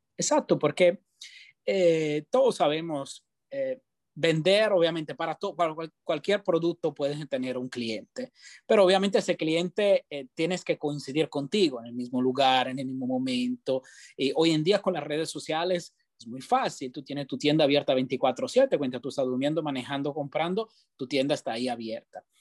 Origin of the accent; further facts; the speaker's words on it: Italy; first language Italian; Spanish is a second language; moved away as an adult; also born or lived in Spain; now in Tampa, United States; yo soy italiano, nací en Italia, me crié en Italia, empecé mi carrera en Italia